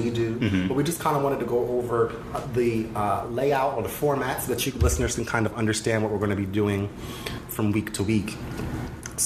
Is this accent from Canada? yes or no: no; New Jersey, United States; now in Philadelphia, United States; I'm from Jersey.